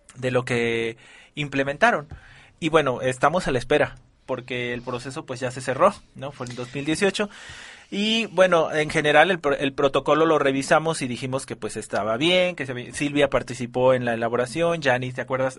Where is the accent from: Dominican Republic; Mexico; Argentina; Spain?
Mexico; valores que ya tenemos como, como, como mexicanos